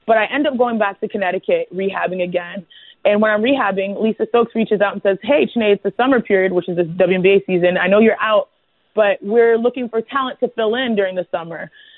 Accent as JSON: {"language": "English", "country": "Nigeria", "said": "being Nigerian and going back to Nigeria so often in Africa"}